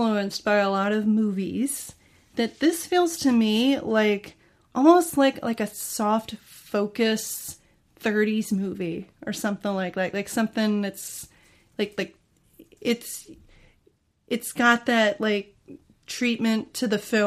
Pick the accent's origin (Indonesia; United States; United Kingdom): United States; I'm an American fan.